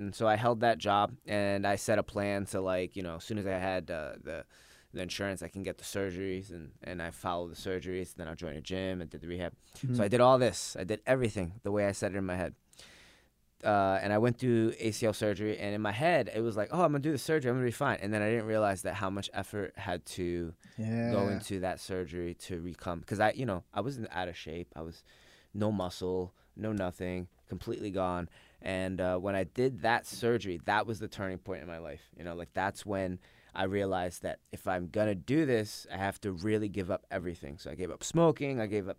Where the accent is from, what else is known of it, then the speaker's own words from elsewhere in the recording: Pennsylvania, United States; now in New York, United States; I was born in New York but raised in Pennsylvania.